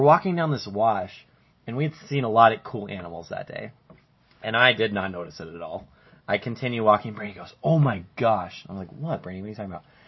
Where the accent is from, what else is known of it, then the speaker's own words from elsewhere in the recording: Colorado, United States; now in Arizona, United States; we're from Colorado